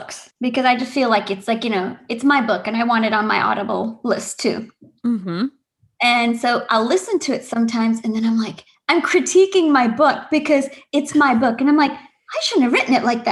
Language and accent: English; United States; accent: no accent; I grew up here, but I'm Indian